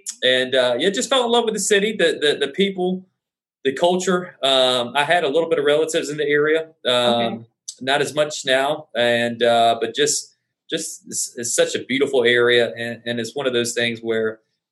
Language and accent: English; Columbia, South Carolina, United States; moved away as an adult; now in Charleston, United States; I'm originally from Columbia, South Carolina. So just two hours down the road. And I moved here in 2013.